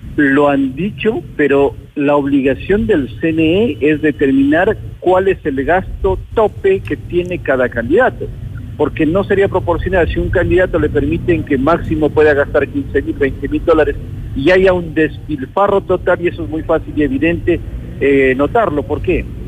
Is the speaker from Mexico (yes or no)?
no; Ecuador; como ecuatorianos